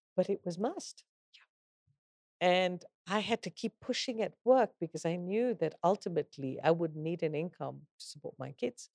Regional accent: Kenya; I'm a Kenyan

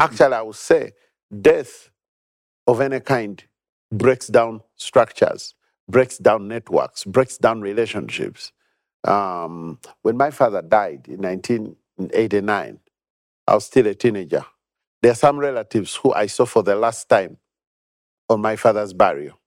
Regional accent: Uganda; I've been born and bred in Uganda.

